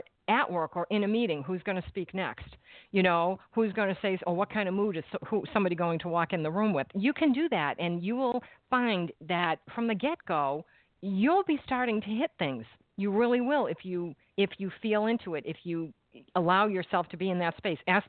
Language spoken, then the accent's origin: English; Massachusetts, United States; moved away; I am from Massachusetts, and I lived there at the time